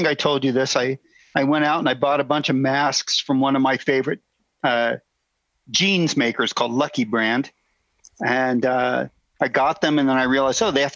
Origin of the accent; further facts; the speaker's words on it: Glendale, California, United States; I grew up in Glendale, California